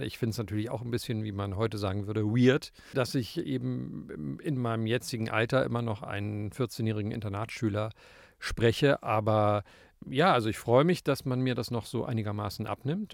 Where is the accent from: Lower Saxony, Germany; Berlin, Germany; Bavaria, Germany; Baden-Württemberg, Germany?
Berlin, Germany; in Berlin, wo ich aufgewachsen bin